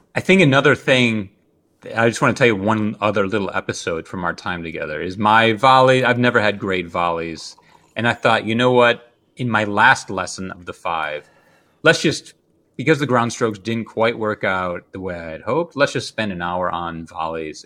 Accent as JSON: {"language": "English", "region": "Midwest", "country": "United States", "said": "I'm a Midwesterner."}